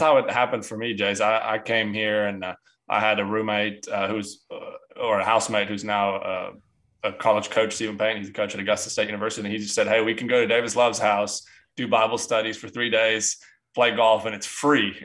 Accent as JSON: {"language": "English", "country": "South Africa", "moved": "yes", "said": "I'm from South Africa"}